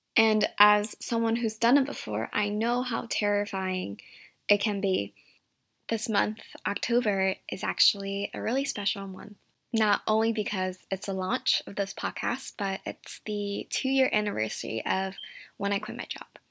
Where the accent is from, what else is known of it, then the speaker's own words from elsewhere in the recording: Virginia, United States; also born or lived in Shanghai, China / San Francisco, United States; grew up in a small town in Virginia